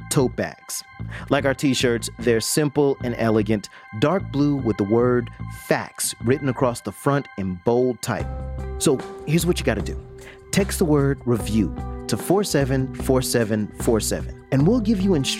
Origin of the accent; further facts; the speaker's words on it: Plainfield, New Jersey, United States; moved away; also born or lived in Florida; I was born in Plainfield, New Jersey in the early 70s, and all my memories of where I lived is this kind of utopia